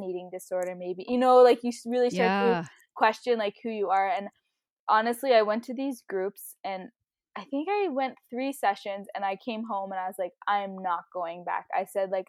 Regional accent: Ottawa, Ontario, Canada; moved away as an adult; also born or lived in Toronto, Canada; now in Calgary, Canada; I grew up in Battawa

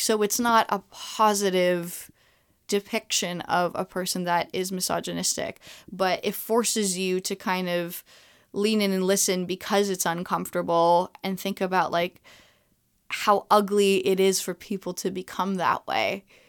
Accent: Montreal, Quebec, Canada; I am a, a native to Montreal

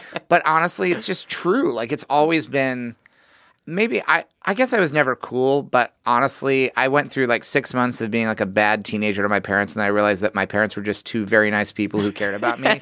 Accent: Missouri, United States; I'm from Missouri

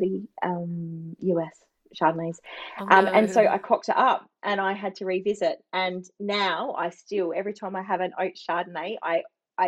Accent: Barossa, South Australia, Australia; I'm from the Barossa.

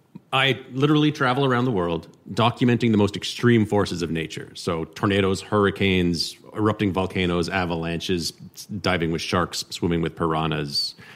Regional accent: Gatineau, Quebec, Canada; moved away as an adult; also born or lived in Toronto; I grew up in Hull, Quebec, just across the river there, where Ottawa goes to party.

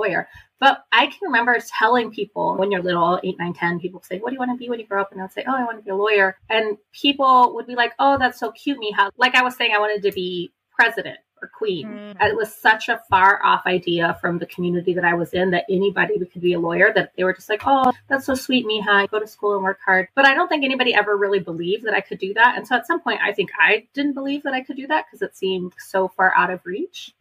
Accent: Austin, Texas, United States; somebody who's grown up here for, I'm 40 now, so my entire life.

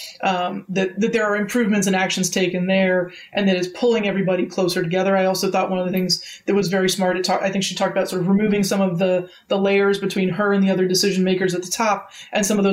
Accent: Sacramento, California, United States; I grew up in Sacramento

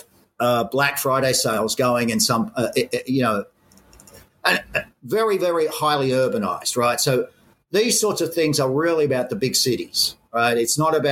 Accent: Sydney, New South Wales, Australia; moved away as an adult; growing up in Australia, my father was Irish

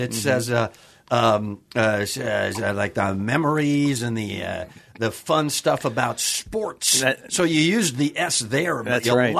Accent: Kenosha, Wisconsin, United States; Wisconsin. Okay. Kenosha, Wisconsin.

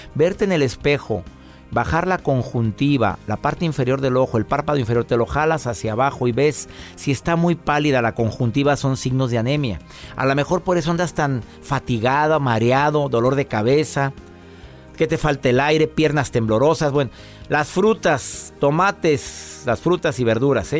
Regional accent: Monterrey, Nuevo León, Mexico; somos de Monterrey, Joel y yo

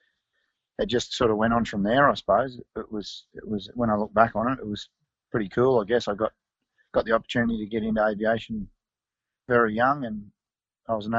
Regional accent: Taree, New South Wales, Australia; also born or lived in Sydney; I was born in Sydney, but then we moved up to Old Barton, just near Taree, when I was one

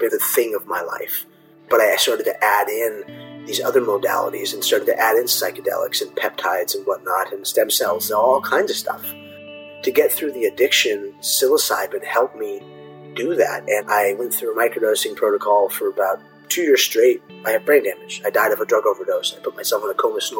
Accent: Orange County, California, United States; I was born and raised here in Orange County

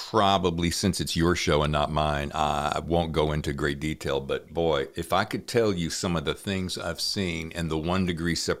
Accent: North Carolina, United States; accent: Southern; My North Carolina is coming out fierce

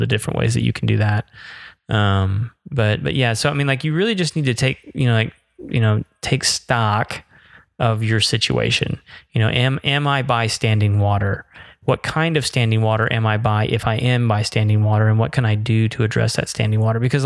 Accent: Florida, United States; moved away; growing up in Florida

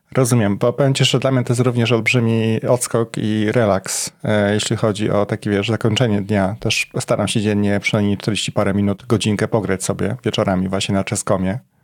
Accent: Poznań, Greater Poland, Poland; moved away as an adult; now in Warsaw, Poland; mieszkałem przez x lat w Poznaniu, to było moje rodzinne miasto

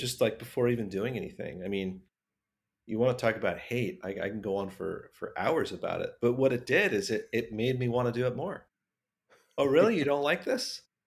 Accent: Southern California, United States; growing up in Southern California

